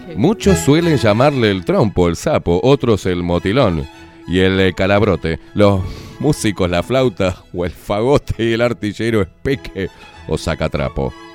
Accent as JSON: {"language": "Spanish", "country": "Uruguay", "said": "yo soy un uruguayo de pura cepa"}